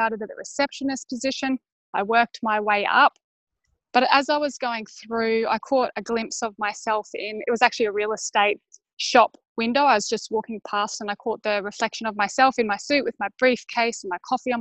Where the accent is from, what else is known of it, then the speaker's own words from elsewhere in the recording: Brisbane, Queensland, Australia; I am from Brisbane, Australia